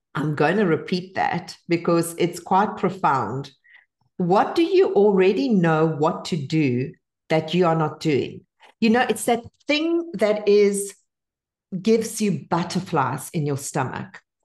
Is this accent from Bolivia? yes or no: yes; Bolivia; English is a second language; now in United States; I only learned to speak English at ten because I was born in Bolivia